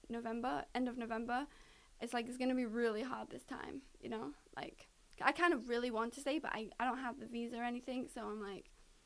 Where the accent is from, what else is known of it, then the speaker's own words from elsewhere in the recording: United Kingdom; Because I'm British, so my visa is good for that.